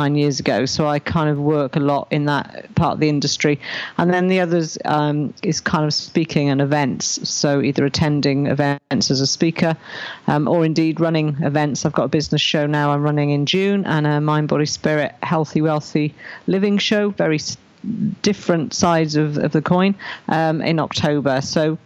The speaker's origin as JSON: {"language": "English", "town": "Raglan", "region": "Wales", "country": "United Kingdom", "tie": "born or raised there", "said": "I was born in Raglan, which is a little village here in South Wales."}